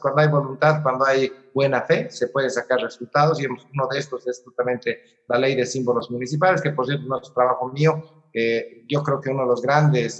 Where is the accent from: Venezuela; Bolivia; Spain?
Bolivia; Sucre, Chuquisaca; moved away as an adult; now in La Paz, Bolivia; yo toda mi vida en realidad he vivido en la CID 1, a pesar de que en ciertos espacios he estado en el exterior del país, pero eh, mi, naturaleza es la circunscripción 1. ¿no? Yo vengo de la ciudad de Sucre